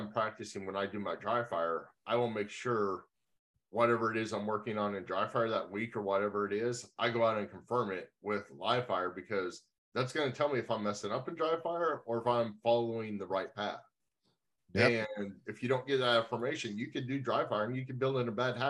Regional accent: Kansas, United States; moved away; I grew up in Kansas where it's flat

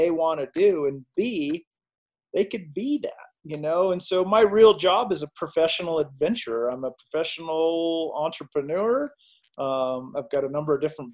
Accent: Alaska, United States; also born or lived in Lake Tahoe / Hawaii; I was raised in Alaska.

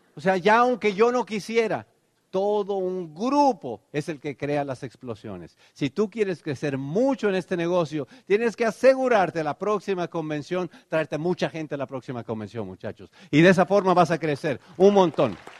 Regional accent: Tenancingo, Mexico; born or raised there; now in United States

